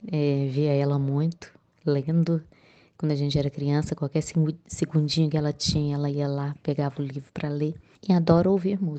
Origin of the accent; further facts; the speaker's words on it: Minas Gerais, Brazil; sou de Minas Gerais